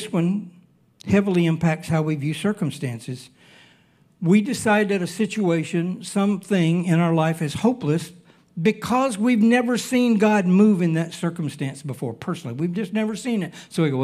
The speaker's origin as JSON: {"language": "English", "region": "Alabama", "country": "United States", "tie": "born or raised there", "moved": "yes", "lives_now": "Hawaii, United States", "said": "I was born and raised in Alabama."}